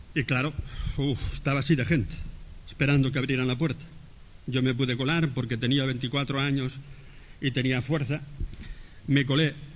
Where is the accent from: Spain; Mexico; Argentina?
Spain; nosotros somos españoles.